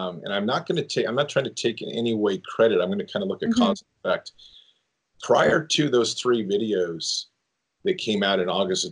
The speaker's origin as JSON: {"language": "English", "country": "United States", "said": "as an American"}